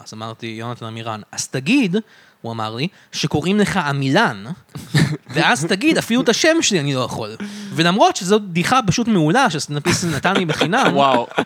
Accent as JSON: {"language": "Hebrew", "country": "Israel", "tie": "born or raised there", "said": "אני גדלתי בארץ"}